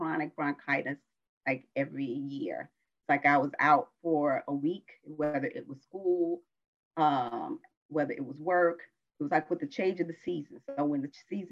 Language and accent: English; South Carolina, United States; moved away as an adult; also born or lived in Washington, District of Columbia, United States; I was born in South Carolina.